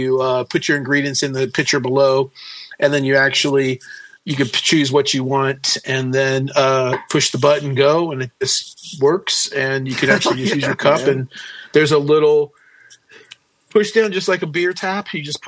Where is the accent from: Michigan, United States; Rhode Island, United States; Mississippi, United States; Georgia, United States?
Mississippi, United States; I'm from the South, you know, so you can go through the drive-through daiquiri store to get, you know, your drink. Every time I fly home to Mississippi, Mississippi, you get off the plane in New Orleans and you have to drive over.